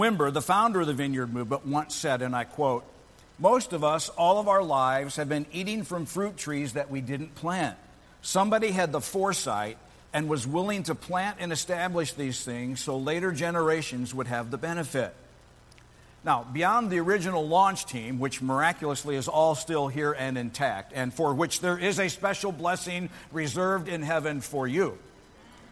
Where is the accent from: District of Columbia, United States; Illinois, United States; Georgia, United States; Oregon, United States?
Illinois, United States; Peoria; moved away as an adult; also born or lived in Champaign-Urbana, Illinois; to transplant our lives back to Peoria, my hometown